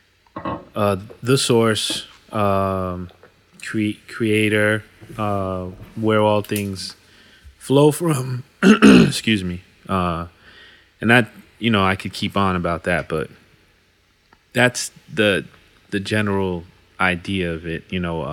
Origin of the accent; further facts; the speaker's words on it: United States; I'm an American, been here my whole life. Don't know what it's like to live anywhere else